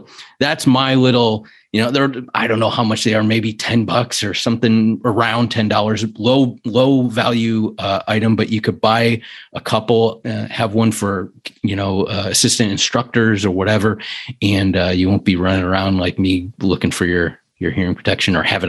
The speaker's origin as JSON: {"language": "English", "town": "Cleveland", "region": "Ohio", "country": "United States", "tie": "born there", "lives_now": "Columbus, United States", "said": "Yeah, I was born in Cleveland, but I'm in Columbus, a couple hours away from you."}